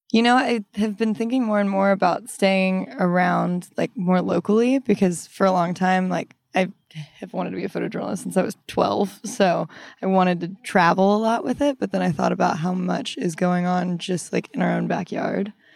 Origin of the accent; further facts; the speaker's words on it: Bedford, Texas, United States; now in Austin, United States; I'm from North Texas, Bedford